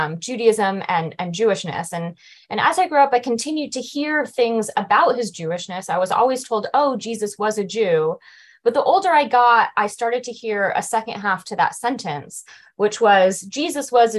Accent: Las Vegas, Nevada, United States; I'm from Las Vegas, grew up in Las Vegas

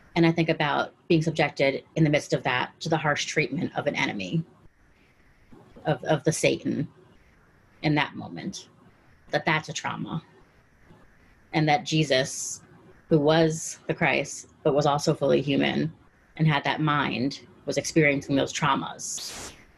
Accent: Caracas, Capital District, Venezuela; now in Washington D.C., United States; I'm from Caracas, Venezuela.

